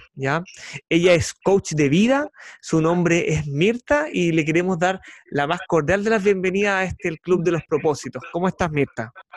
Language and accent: Spanish; Chile; periodista chileno con más de 10 años dedicado a la comunicación social